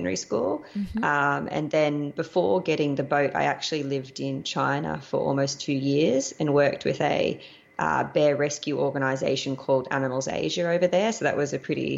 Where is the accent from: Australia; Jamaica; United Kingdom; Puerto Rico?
Australia; moved away as an adult; also born or lived in Panama / Costa Rica; I'm an Australian.